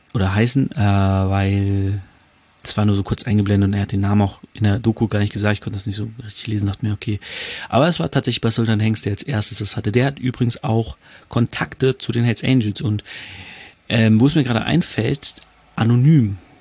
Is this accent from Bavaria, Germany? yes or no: no; Hanover, Lower Saxony, Germany; Ich komme ja aus Hannover